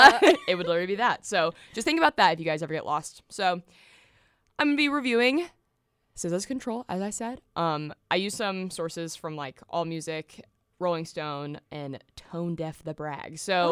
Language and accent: English; Franklin, Tennessee, United States; I'm originally from Franklin, Tennessee, a little south of Nashville. Grew up in the burbs, so.